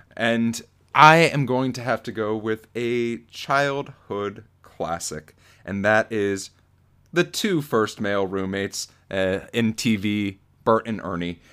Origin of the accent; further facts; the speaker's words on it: Florida, United States; growing up in Florida